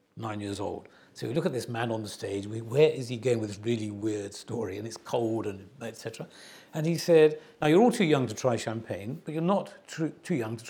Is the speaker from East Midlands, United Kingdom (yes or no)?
yes; Nottingham, East Midlands, United Kingdom; I was growing up in Nottingham